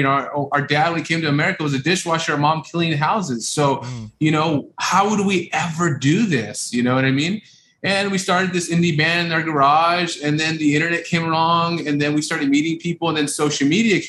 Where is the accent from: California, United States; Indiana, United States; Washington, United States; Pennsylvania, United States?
California, United States; Los Angeles; we're from South Central LA, immigrant parents that came in over in the 80s, and you know, grew up in rough areas